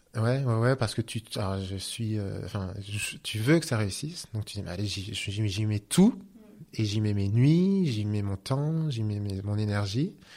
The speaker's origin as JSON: {"language": "French", "region": "Normandy", "country": "France", "said": "je suis normand"}